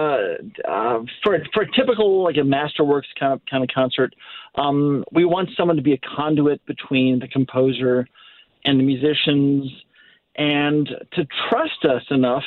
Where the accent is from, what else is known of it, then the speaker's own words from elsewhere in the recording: Naperville, Illinois, United States; now in St. Louis, United States; I grew up in Naperville, which is a Chicago suburb